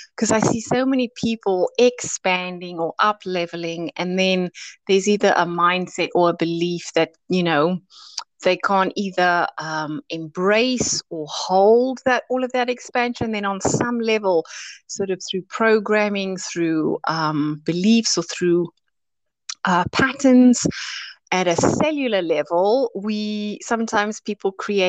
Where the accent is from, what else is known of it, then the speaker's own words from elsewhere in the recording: South Africa; now in United Kingdom; I immigrated from South Africa 22 years ago, and I've been based in the UK ever since.